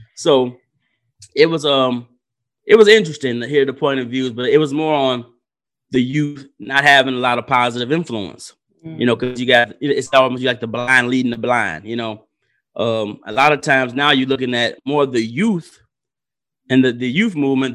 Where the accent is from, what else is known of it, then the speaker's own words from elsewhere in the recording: Benton Harbor, Michigan, United States; also born or lived in Muskegon, Michigan; born and raised in Ben Harbor, Michigan. Went to Ben Harbor High School.